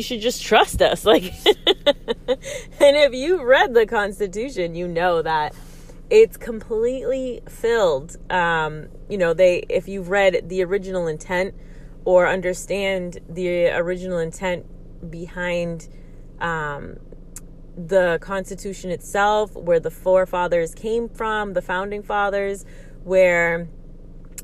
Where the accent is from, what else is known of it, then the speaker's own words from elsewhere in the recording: Aguadilla, Puerto Rico; now in United States; I grew up in Puerto Rico. I grew up here in the States and in Puerto Rico.